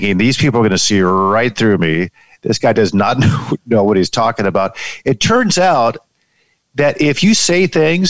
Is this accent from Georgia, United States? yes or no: no; San Diego, California, United States; moved away as an adult; also born or lived in Palm Springs / Detroit, Michigan; San Diego, California, my hometown, born and raised, and grew up reading newspapers